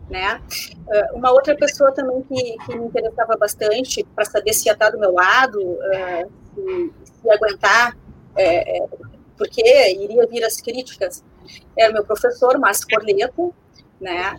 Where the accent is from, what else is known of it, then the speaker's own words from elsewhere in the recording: Porto Alegre, Rio Grande do Sul, Brazil; imagina a gente está no Sul, a gente é de Porto Alegre.